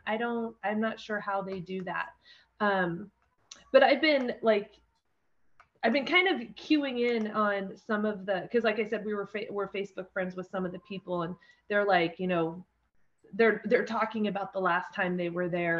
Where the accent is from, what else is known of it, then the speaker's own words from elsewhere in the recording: Condon, Oregon, United States; also born or lived in Grass Valley, Oregon; I grew up in Eastern Oregon, grew up in Condon, um, lived just outside of town of Grass Valley, Oregon, um, on a ranch.